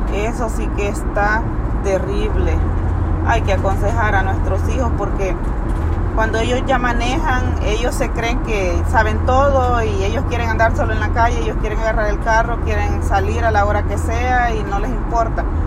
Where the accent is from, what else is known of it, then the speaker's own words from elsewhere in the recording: El Salvador; moved away; nosotros somos del Salvador